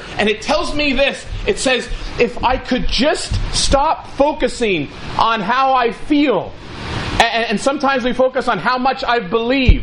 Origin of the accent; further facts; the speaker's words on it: Ridgewood, New Jersey, United States; I was born in Valley Hospital, Ridgewood, New Jersey